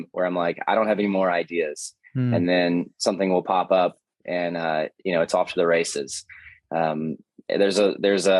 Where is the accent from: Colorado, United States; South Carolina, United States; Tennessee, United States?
Tennessee, United States; Hendersonville; also born or lived in Nashville, Tennessee; I grew up in Hendersonville, Tennessee, which is about 30 minutes from where I'm sitting right now in Nashville